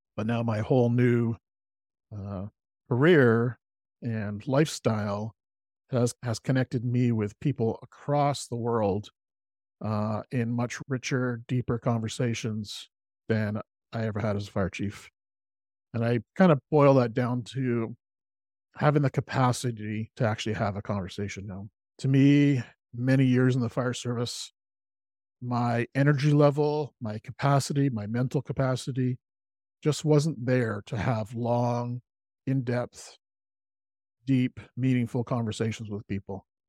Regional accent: Salt Spring Island, British Columbia, Canada; I grew up on Salt Spring Island, beautiful community, and love living here. Uh, it's a community on the west coast of Canada, uh, in Br-, British Columbia

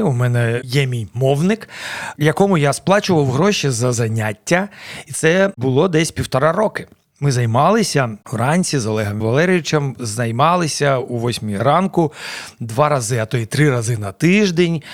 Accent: Dnipro, Dnipropetrovsk Oblast, Ukraine; Ukrainian is a second language; moved away as an adult; now in Kyiv, Ukraine; Я народився в Дніпродзержинську колишньому, це Кам'янське зараз. Десь в році 82-му переїхав до Дніпра, тоді ще Дніпропетровська. mm Там закінчив школу свою середню

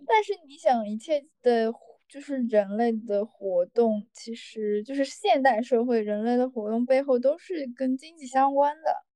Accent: Shanghai, China; also born or lived in London; 我从小是在上海长大的

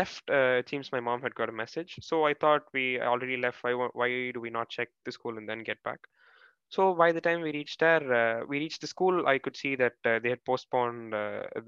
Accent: Chennai, Tamil Nadu, India; I'm from Chennai, by the way, a state in Tamil Nadu, a city

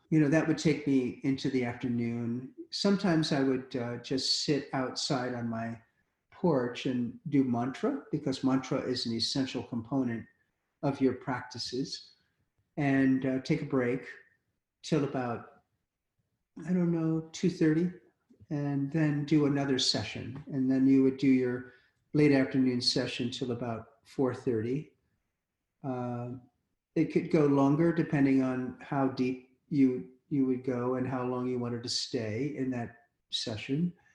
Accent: United States; as an American

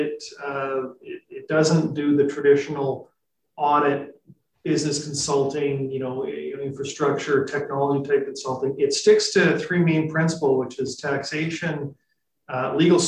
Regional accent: Regina, Saskatchewan, Canada; moved away as an adult; now in Vancouver, Canada; I'm originally from Saskatchewan. So I grew up in Regina

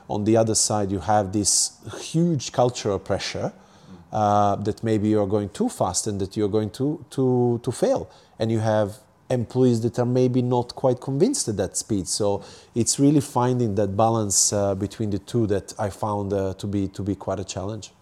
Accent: Serbia; English is a second language; moved away as an adult; also born or lived in United Kingdom / Italy / Hong Kong; now in Japan; I grew up in Serbia, Eastern Europe, and from there I moved to U K and studied and worked there

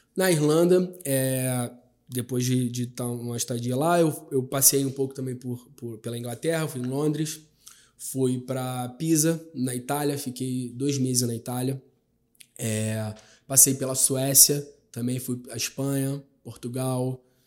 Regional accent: Rio de Janeiro, Brazil; nascido e criado na Cidade de Deus

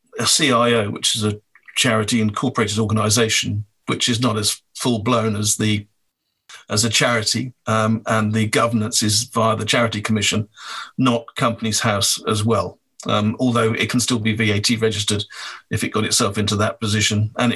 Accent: Wales, United Kingdom; I'm from Wales

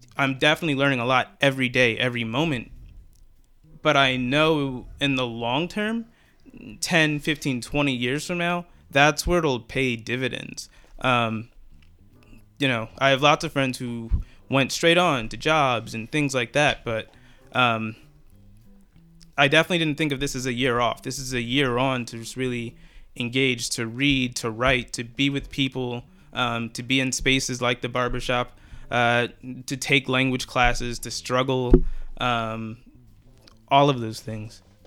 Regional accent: Philadelphia, Pennsylvania, United States; used to play for the 76ers, um, my hometown team

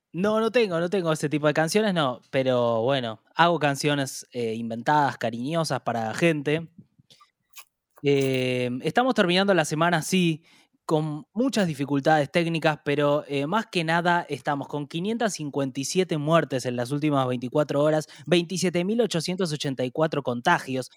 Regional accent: Argentina; como argentinos

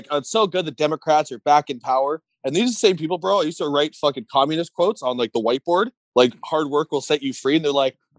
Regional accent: Canada; It's us Canadians

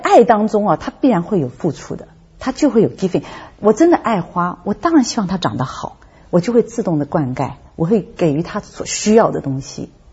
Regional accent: Hong Kong; 我是在香港出生的

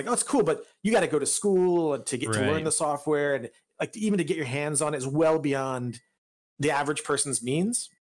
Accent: Northeast Indiana, United States; moved away as an adult; also born or lived in Massachusetts; I grew up in Indiana, Northeast Indiana

